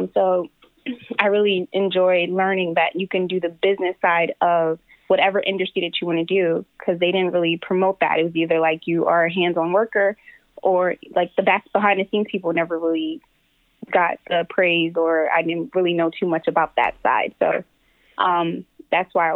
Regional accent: Philadelphia, Pennsylvania, United States; I grew up around Philadelphia

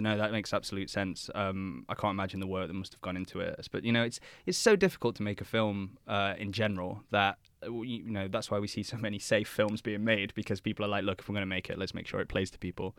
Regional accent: England, United Kingdom; being an Englishman myself

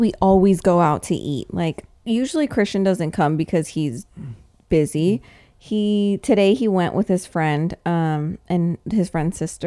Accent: Thousand Oaks, California, United States; I'm from Thousand Oaks

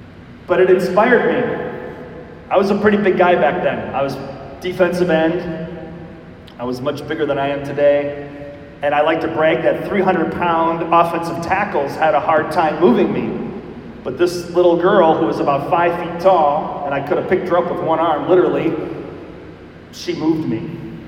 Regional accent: Milwaukee, Wisconsin, United States; I was born in Milwaukee, Wisconsin, so I'm a cheesehead. You'll have to forgive me for that. And I grew up in a Catholic family.

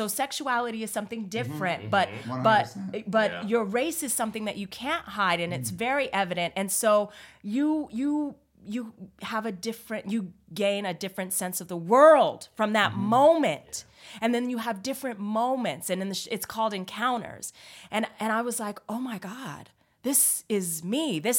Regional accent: California, United States; I grew up in California, so my experience is very unique. It's very multicultural, and I understand that.

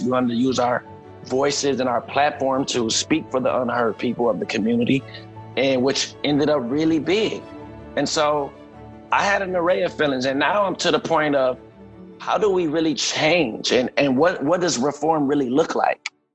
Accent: Minneapolis, Minnesota, United States; moved away as an adult; also born or lived in Ohio; I was born and raised in Minneapolis

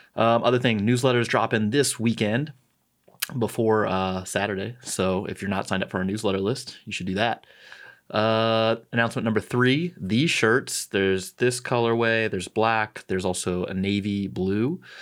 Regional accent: St. Louis, Missouri, United States; moved away; I'm from Saint Louis. I'm a Cardinals fan.

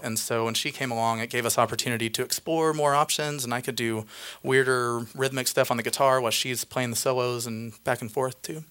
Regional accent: Indiana, United States; I grew up in the Indiana state

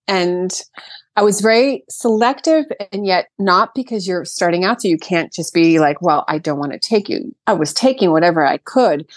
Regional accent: Brooklyn, New York, United States; moved away as an adult; now in Sag Harbor, United States; I, born and raised in Brooklyn

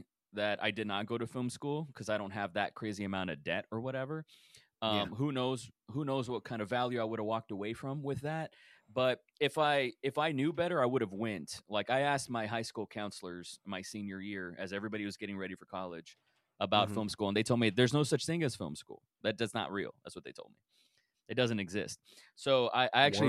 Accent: Rio Grande Valley, South Texas, United States; now in Austin, United States; I'm from Texas. I've been all over, but I'm from this place in South Texas called the Rio Grande Valley, which is a border town at the bottom of Texas

